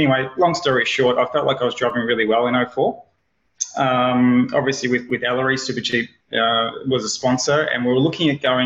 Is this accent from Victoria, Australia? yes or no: yes; Melbourne, Victoria, Australia; moved away as an adult; also born or lived in Gold Coast, Queensland; I'm originally from Melbourne